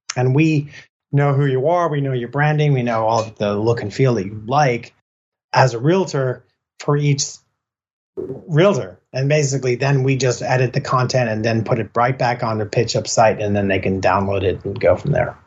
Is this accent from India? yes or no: no; Killiney, Leinster, Ireland; moved away; also born or lived in Santa Cruz; we were born and raised in Ireland and we spent many, many years down in Killiney in south of Dublin